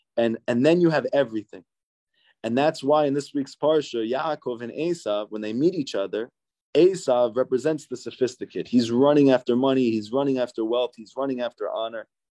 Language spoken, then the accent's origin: English; United States; also born or lived in New Jersey; growing up in New York and New Jersey